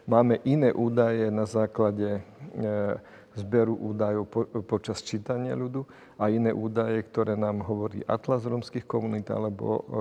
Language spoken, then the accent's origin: Slovak; Slovakia; že žijem v tejto krajine, že som vyrastal na Slovensku a teraz to budem môcť prezentovať.